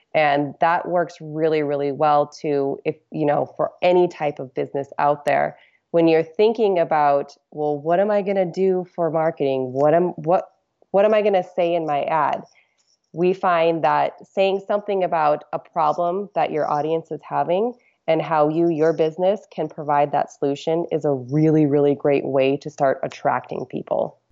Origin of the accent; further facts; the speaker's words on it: Alaska, United States; I'm from Alaska, so we did a lot of ocean fishing.